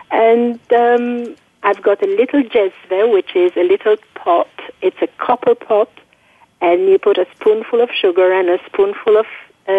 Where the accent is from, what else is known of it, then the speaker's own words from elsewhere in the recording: Albania; now in London, United Kingdom; Well, I come from Albania